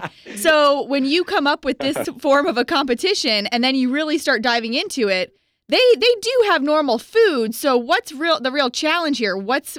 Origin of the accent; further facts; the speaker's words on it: Tampa, Florida, United States; now in Orlando, United States; Obi and I grew up here in the Tampa area.